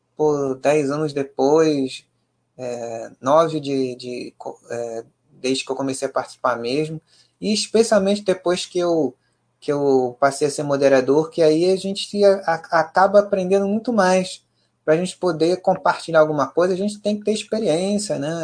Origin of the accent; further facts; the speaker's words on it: Rio de Janeiro, Brazil; nós cariocas